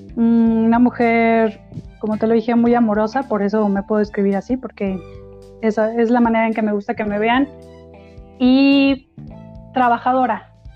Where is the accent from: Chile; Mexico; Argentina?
Mexico; Celaya, Guanajuato; moved away as an adult; also born or lived in Querétaro; yo nací en Celaya, Guanajuato